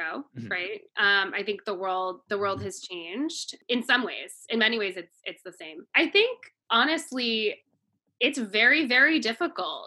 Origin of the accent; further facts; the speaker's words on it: California, United States; also born or lived in North Carolina; I grew up in California. I'm definitely California born and bred, live in San Francisco now